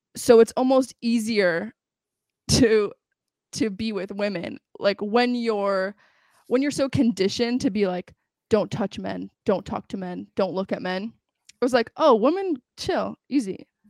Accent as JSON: {"language": "English", "region": "New York", "country": "United States", "tie": "born or raised there", "also_born_or_lived": "Los Angeles, California / Israel", "said": "and then I moved to New York. I grew up in New York."}